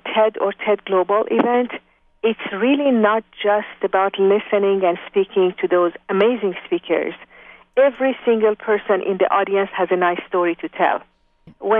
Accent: Iran; moved away as an adult; also born or lived in France / Japan; now in Bay Area, United States; I was born in Iran, in university, studying mechanical engineering when the revolution started.

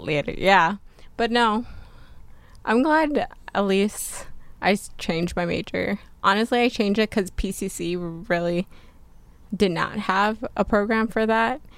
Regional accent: New Jersey, United States; moved away as an adult; also born or lived in Pasadena, California; now in California, United States; I came from New Jersey and I didn't know where I wanted to go to college yet, but I knew for sure I didn't want to live in New Jersey anymore

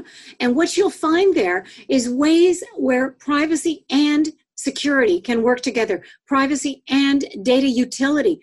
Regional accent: Canada; I'm Canadian

